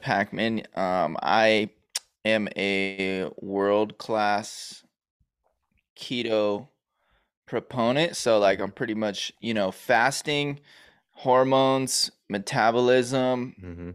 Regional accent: Los Angeles, California, United States; also born or lived in New York; we moved from New York to California

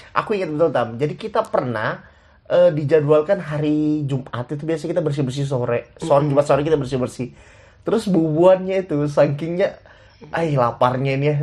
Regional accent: Muara Badak, East Kalimantan, Indonesia; aku dari Muara Badak

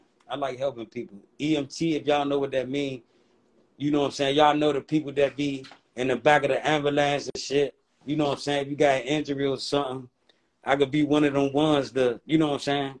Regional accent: Washington, District of Columbia, United States; moved away as an adult; now in Maryland, United States; I'm from D.C. I'm from Northeast.

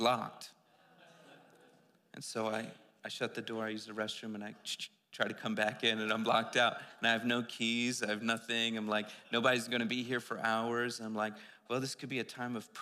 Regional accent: East Coast, United States; I'm from the East Coast

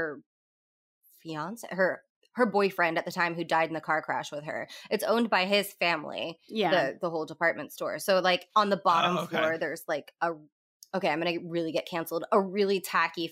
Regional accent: Florida, United States; I am white trash from Florida

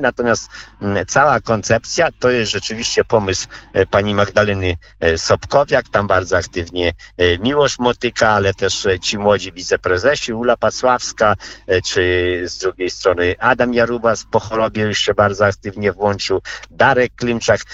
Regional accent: Podlaskie Voivodeship, Poland; tutaj u nas na Podlasiu

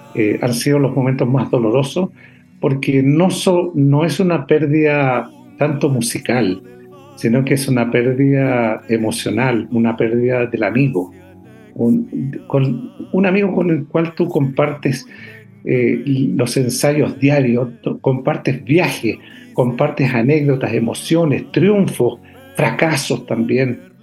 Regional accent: San Vicente de Tagua Tagua, O'Higgins, Chile; el campo donde yo nací, donde me crié, es San Vicente de Aguatagua

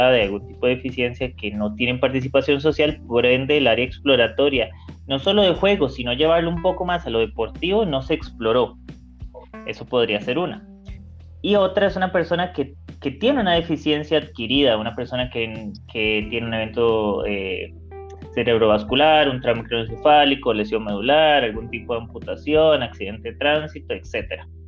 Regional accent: Panama; born there; yo nací en Panamá

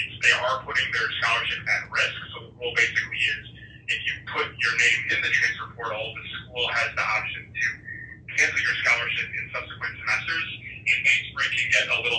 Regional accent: California, United States; moved away; I'm from California.

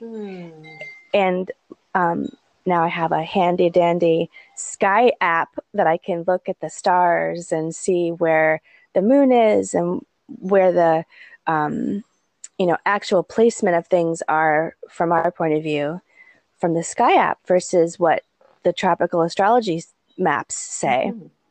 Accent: New England, United States; now in Hawaii, United States; I grew up in New England

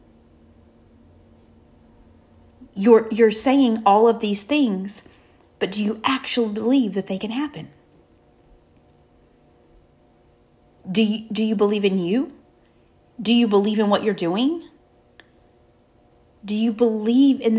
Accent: the South, United States; We're from the South

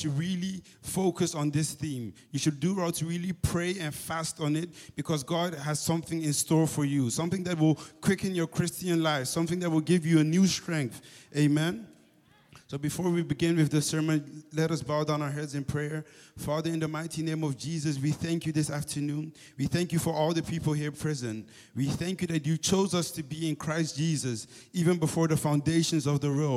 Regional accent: Amsterdam, North Holland, Netherlands; I'm from Amsterdam. So ik ben een Ajaxie

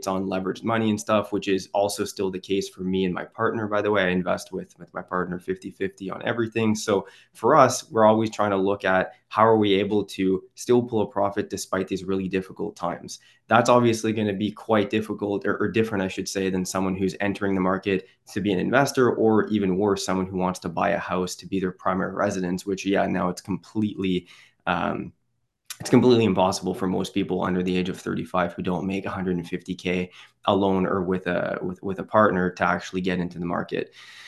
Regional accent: Quebec, Canada; I'm from the Ottawa region, so the capital of Canada, actually on the Quebec side though. So it's a dual city, kind of split by a river.

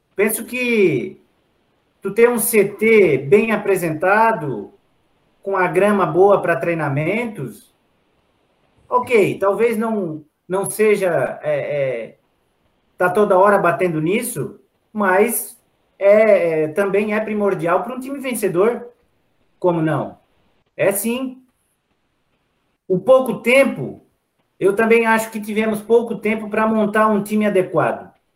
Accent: Criciúma, Santa Catarina, Brazil; que somos aqui de Criciúma

